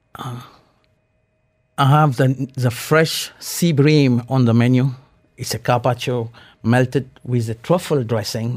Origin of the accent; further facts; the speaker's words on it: Mauritius; now in Dubai, United Arab Emirates; from a very beautiful island, Mauritius. I'm in a coastal village on the northeast of the island. Uh, grew up with a fresh fish, seafood, and this is how I grew up.